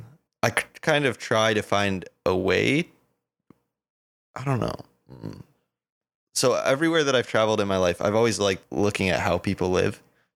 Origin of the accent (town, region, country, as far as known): Colorado, United States